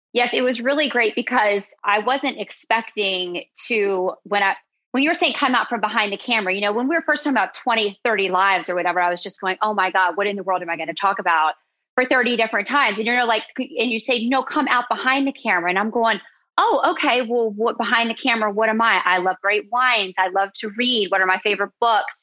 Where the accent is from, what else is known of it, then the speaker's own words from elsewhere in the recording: Charlotte, North Carolina, United States; moved away as an adult; also born or lived in Virgin Islands; I'm from Charlotte, North Carolina